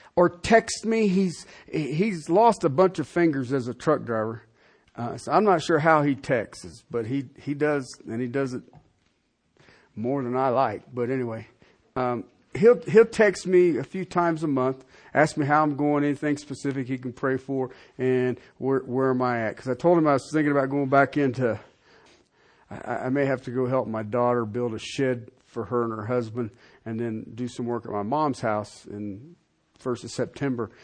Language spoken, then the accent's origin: English; Colorado, United States; I'm from in Colorado